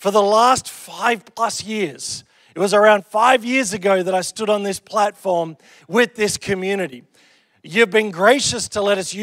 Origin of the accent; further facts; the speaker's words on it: Australia; I'm Australian